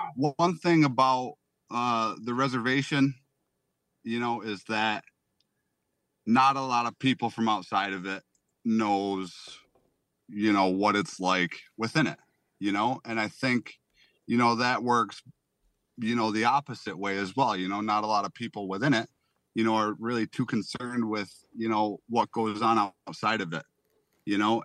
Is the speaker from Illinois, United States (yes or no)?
no; Salamanca, New York, United States; I am from Salamanca, New York. It is the Allegheny Indian, uh, reservation, you know, territory, whatever you wanna call it. You know, I was born and raised